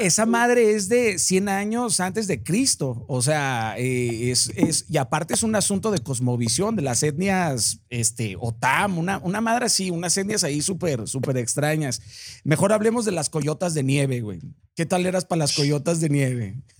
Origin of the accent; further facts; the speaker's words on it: Mazatlán, Sinaloa, Mexico; Yo soy de Mazatlán